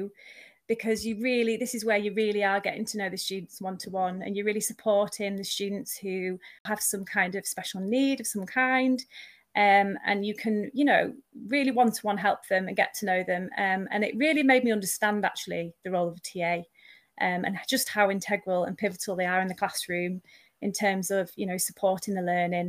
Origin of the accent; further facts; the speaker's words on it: Eden Valley, Cumbria, North West England, United Kingdom; moved away as an adult; also born or lived in Manchester; I am now moved from Manchester up to where I actually was born and grew up, which is in the Eden Valley in Cumbria.